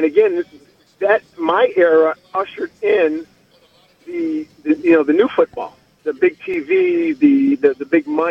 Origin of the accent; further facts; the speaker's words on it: Detroit, Michigan, United States; moved away as an adult; I grew up in Detroit